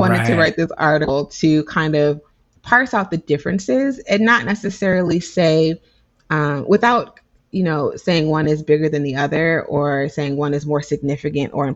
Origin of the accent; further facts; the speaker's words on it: United States; I'm an American